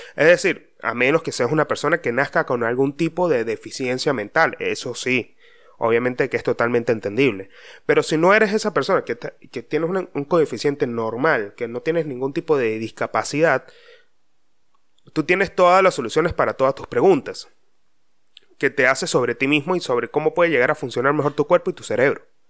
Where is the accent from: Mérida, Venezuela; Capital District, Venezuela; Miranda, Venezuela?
Mérida, Venezuela; hay un dicho muy popular de donde yo vengo, o será de Venezuela, no sé dónde carajo, pero en Mérida decían mucho